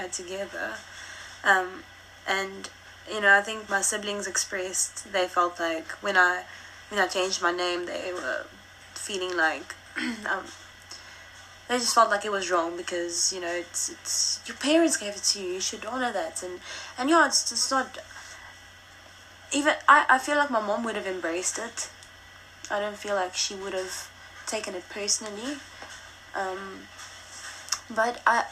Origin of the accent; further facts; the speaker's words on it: Richards Bay, KwaZulu-Natal, South Africa; first language Afrikaans; English is a second language; now in Johannesburg, South Africa; I grew up in Shishiri or Sedwana, or that I was born in Richards Bay